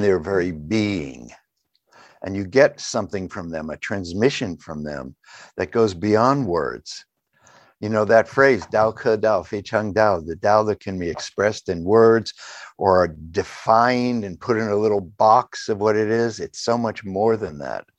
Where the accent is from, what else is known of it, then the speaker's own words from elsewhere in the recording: New England, United States; I grew up in New England